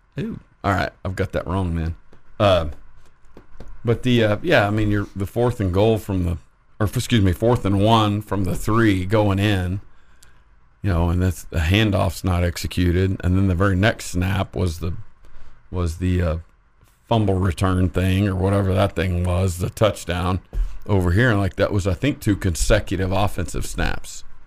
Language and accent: English; Lubbock, Texas, United States; I'm ….